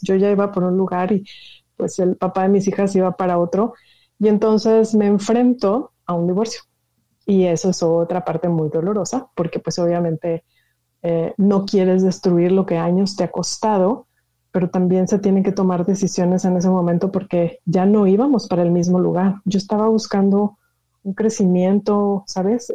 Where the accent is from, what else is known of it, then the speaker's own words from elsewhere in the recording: Monterrey, Nuevo León, Mexico; moved away; yo soy originaria de Monterrey